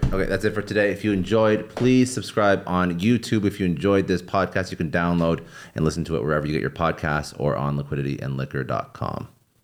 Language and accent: English; Toronto, Ontario, Canada; moved away; I'm from Toronto